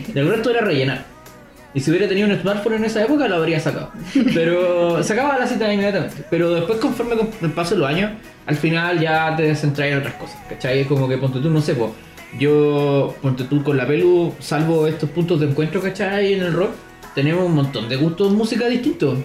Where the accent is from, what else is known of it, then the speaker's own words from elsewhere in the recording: Los Ángeles, Biobío, Chile; moved away; nací en Los Ángeles, una ciudad de mierda